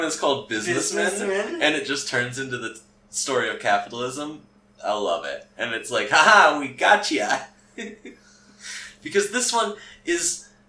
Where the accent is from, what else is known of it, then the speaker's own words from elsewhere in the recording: United States; I'm an American.